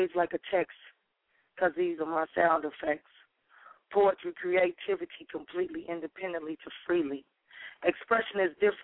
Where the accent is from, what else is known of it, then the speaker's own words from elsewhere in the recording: Chicago, Illinois, United States; now in Dallas, United States; I'm originally from Chicago, Chi-Town